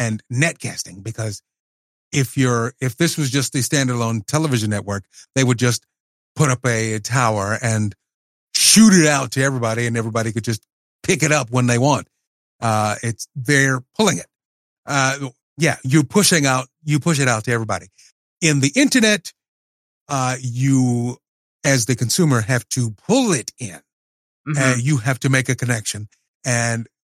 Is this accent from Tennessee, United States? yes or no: yes; Tennessee, United States; in my hometown